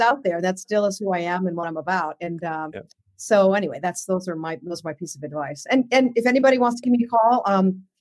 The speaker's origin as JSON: {"language": "English", "region": "Southern New Hampshire", "country": "United States", "tie": "born or raised there", "said": "I grew up in Southern New Hampshire."}